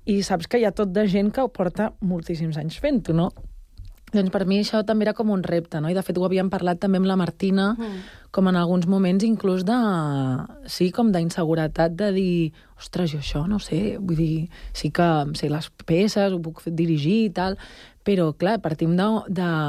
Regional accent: Terrassa, Catalonia, Spain; De Terrassa. Soc terrassenca.

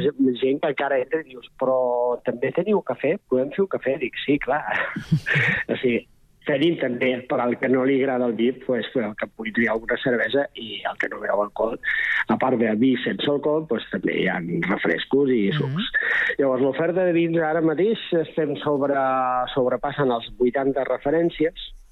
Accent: Berga, Catalonia, Spain; moved away as an adult; now in Castellar del Vallès, Spain; jo he viscut tota la vida a Berga, però soc de poble

